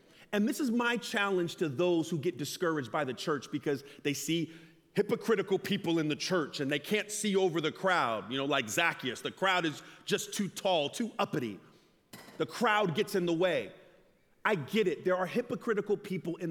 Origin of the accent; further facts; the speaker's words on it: Loma Linda, California, United States; I'm from Loma Linda.